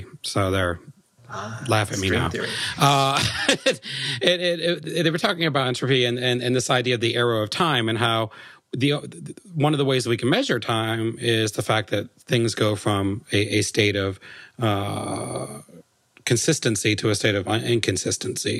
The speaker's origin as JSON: {"language": "English", "country": "United States", "said": "I'm American"}